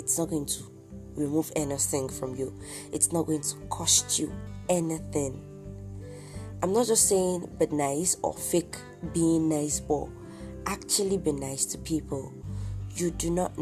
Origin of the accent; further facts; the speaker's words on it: Nigeria; I'm Nigerian, 100% Yoruba for that matter, I'm Nigerian, 100%, and I've been here all my life.